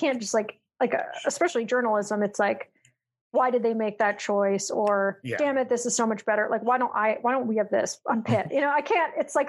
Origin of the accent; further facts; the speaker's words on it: California, United States; also born or lived in New York; I'm from California